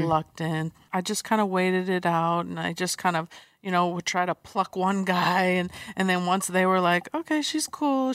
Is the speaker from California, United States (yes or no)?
yes; San Diego, California, United States; I grew up in San Diego